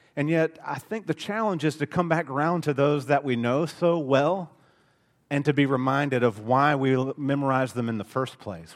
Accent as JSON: {"language": "English", "region": "Alabama", "country": "United States", "accent": "thick Alabama", "said": "my Alabama accent is thick"}